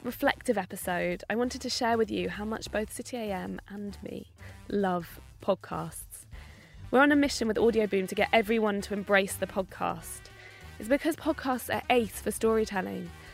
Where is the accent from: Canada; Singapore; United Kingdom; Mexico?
United Kingdom; Bath, South West England; I grew up in Bath